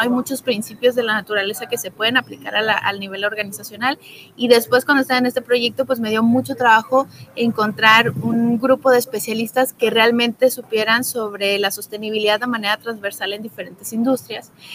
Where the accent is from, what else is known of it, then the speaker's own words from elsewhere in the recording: Guadalajara, Jalisco, Mexico; moved away as an adult; now in Quintana Roo, Mexico; yo soy originaria de Guadalajara, Jalisco, pero ya llevo siete años en Quintana Roo